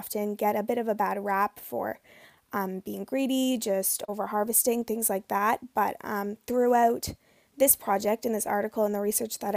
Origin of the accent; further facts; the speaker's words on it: Canada; growing up as a kid on the Bay of Fundy